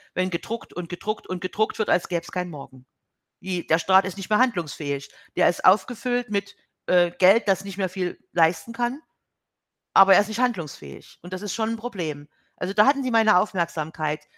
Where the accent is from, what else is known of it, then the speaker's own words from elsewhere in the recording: Germany; als Deutsche